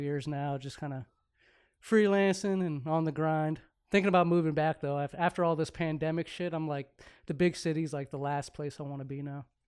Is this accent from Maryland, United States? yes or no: yes; Maryland, United States; moved away as an adult; also born or lived in Frederick, Maryland / Prince George's County, Maryland / Arlington, Virginia; now in California, United States; I'm from Maryland too. Originally, um, lived in Frederick, lived in PG, in and around Maryland, Virginia area. Lived in Arlington for like ten years